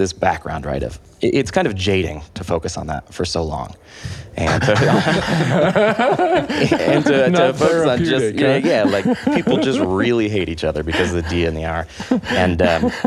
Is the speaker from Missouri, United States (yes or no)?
no; Santa Barbara, California, United States; I grew up in Santa Barbara